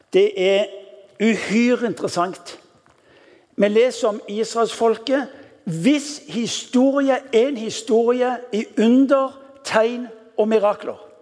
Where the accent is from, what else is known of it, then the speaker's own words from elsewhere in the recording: Western Norway, Norway; Vi er vestlending